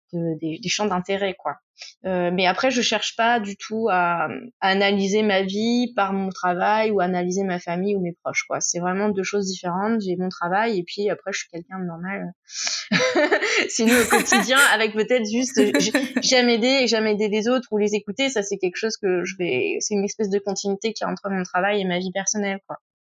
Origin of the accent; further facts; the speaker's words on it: Tours, Centre-Val de Loire, France; moved away as an adult; now in Marseille, France; je suis originaire de Touraine. là, je suis à Marseille pour, pour l'émission. Euh, je fais juste mes études ici, mais à la base, je viens de Tours